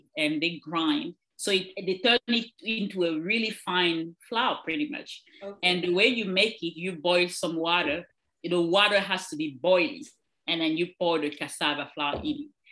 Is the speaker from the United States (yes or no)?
no; Cameroon; moved away; I'm originally from Cameroon